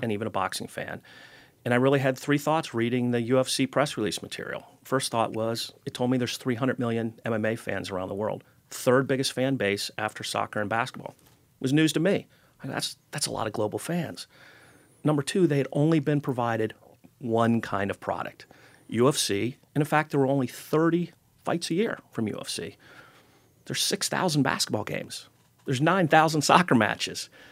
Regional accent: Cincinnati, Ohio, United States; I grew up in Cincinnati, and my first job was at Kings Island Amusement Park

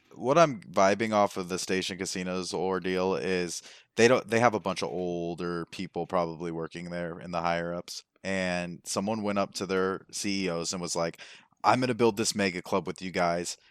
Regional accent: Las Vegas, Nevada, United States; moved away; I'm from Vegas

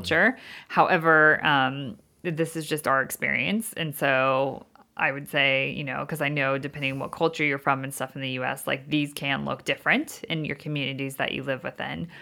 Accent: United States; moved away as an adult; now in London, United Kingdom; we're from the States

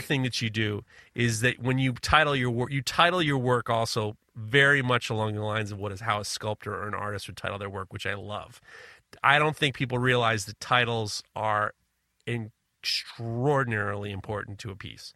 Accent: New York, United States; as a New Yorker

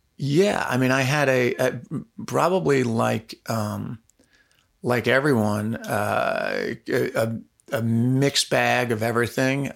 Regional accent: Pound Ridge, New York, United States; I grew up in Pound Ridge, New York, which is in Westchester County, about an hour north of New York City

